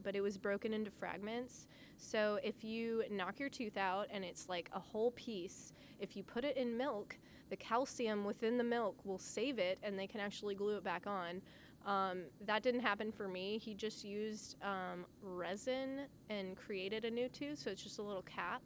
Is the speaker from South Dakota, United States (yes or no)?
no; Mississippi, United States; moved away; I grew up in Mississippi